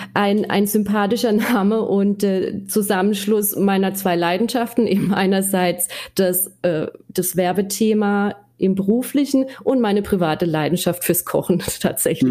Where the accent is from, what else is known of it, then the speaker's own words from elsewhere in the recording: Black Forest, Baden-Württemberg, Germany; accent: Black Forest dialect; Ich komme aus dem schönen Schwarzwald. Äh, man hört es wahrscheinlich ja. auch an meinem Dialekt